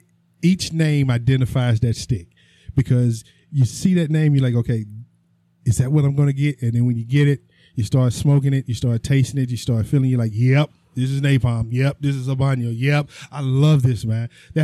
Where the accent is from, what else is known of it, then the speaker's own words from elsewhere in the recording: Illinois, United States; I'm from Illinois, too.